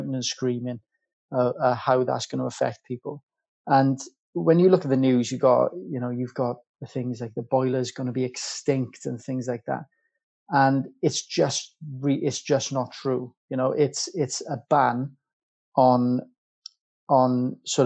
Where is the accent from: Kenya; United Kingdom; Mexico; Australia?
United Kingdom; Welsh, Wales; now in London, United Kingdom; being Welsh